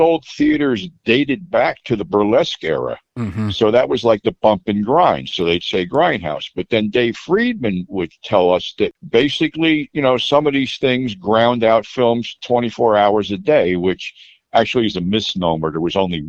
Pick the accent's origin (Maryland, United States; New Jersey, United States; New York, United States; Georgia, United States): New Jersey, United States; I was born in New Jersey. I was close to the city in my formative years